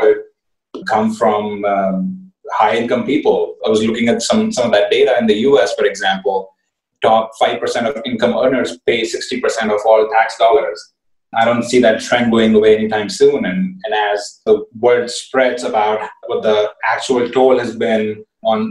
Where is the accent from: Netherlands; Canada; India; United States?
India; I come from India